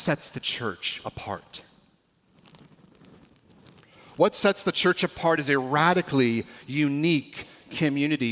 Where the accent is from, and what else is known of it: California, United States; now in Washington, United States